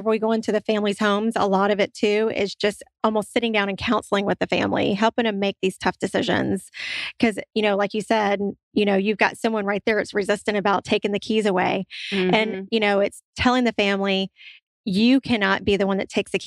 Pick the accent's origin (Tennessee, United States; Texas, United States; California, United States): Tennessee, United States; Memphis; moved away as an adult; also born or lived in Santa Rosa County, Florida; I did a little bit of inner city in Memphis, Tennessee, because that's where my hometown is